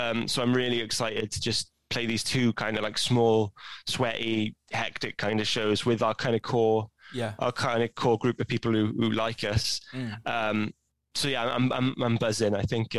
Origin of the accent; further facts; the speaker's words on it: Pontyclun, Wales, United Kingdom; So when I go home, like every Christmas, I go home to like my local village, a place called Pontyclun